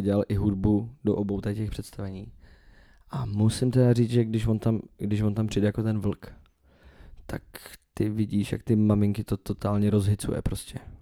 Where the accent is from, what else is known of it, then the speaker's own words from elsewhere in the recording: Czechia; accent: Czech; also born or lived in Scotland; jaký bych měl mít do prdele přízvuk, když jsem Čech